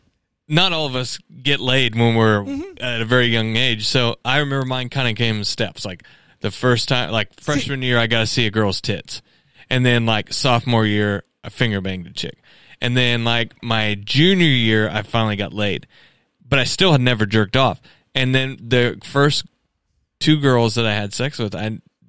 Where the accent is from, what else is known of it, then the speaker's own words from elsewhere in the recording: Conway, United States; growing up in Conway